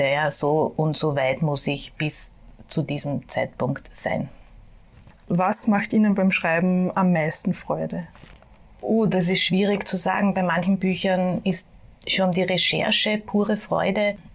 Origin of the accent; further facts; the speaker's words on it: Vienna, Austria; habe mein ganzes Leben lang, also 52 Jahre bis jetzt hier gelebt